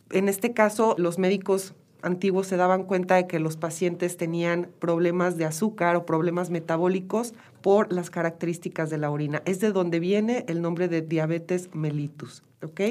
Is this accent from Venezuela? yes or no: no; Mexico; Nosotros como mexicanos